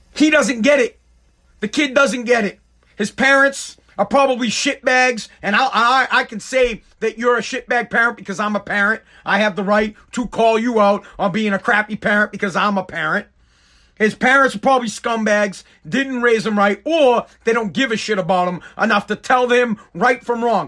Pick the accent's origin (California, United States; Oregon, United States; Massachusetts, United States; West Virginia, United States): Massachusetts, United States; Woburn; moved away as an adult; I'm from Woburn, Massachusetts. I lived there my whole, um, life. I don't live there now